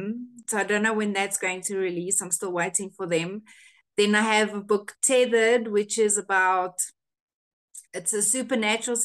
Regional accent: South Africa; first language Afrikaans; English is a second language; we're from South Africa

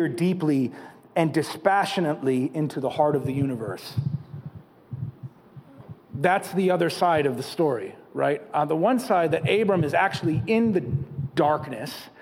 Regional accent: Catskill Mountains, New York, United States; moved away; I grew up in the Catskill Mountains, so the stars are pretty big.

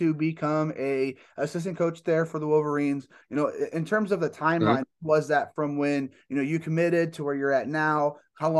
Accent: Indiana, United States; I'm from Indiana

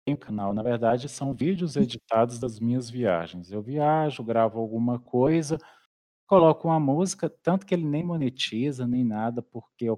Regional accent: Minas Gerais, Brazil; also born or lived in Belo Horizonte; eu sou mineiro, né? Uai, no interior Uai. de Minas. eu nasci em Belo Horizonte

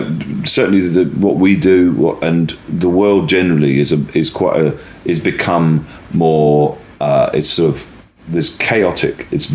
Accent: West Country, South West England, United Kingdom; I grew up in the West Country, the west of England.

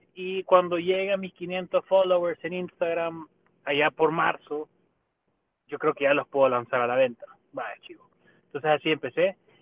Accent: El Salvador; nosotros como salvadoreños

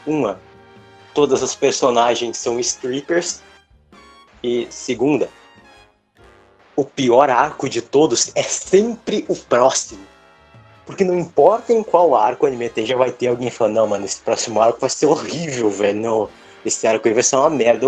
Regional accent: Brazil; nós somos brasileiros, o nosso povo é um coquetel genético

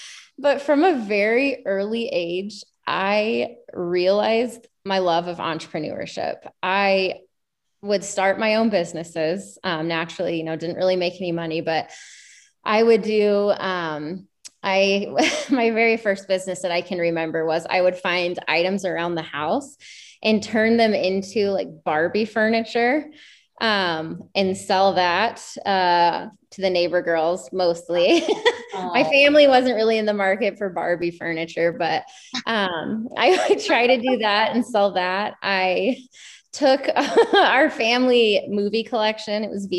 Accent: Montana, United States; also born or lived in Georgia / Washington / Idaho; So I was born in Georgia and then we moved to Washington, moved to Montana, moved to Idaho, and then moved back to Montana. Oh, wow. And I spent the majority of my adolescent life in Montana. So Montana's home to me

